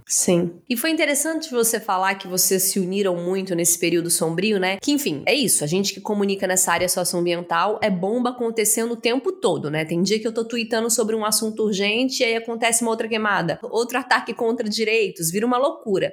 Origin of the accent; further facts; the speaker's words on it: Araguari, Minas Gerais, Brazil; moved away; eu sou do interior de Minas Gerais, de Araguari. Saí de lá muito nova